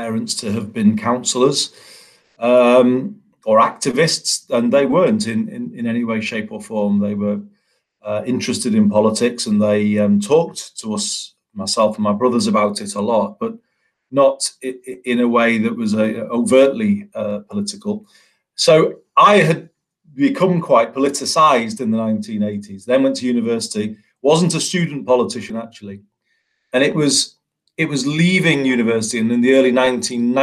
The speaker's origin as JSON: {"language": "English", "town": "Leigh", "region": "North West England", "country": "United Kingdom", "tie": "born or raised there", "also_born_or_lived": "Liverpool", "said": "I grew up in that area, the Lee area"}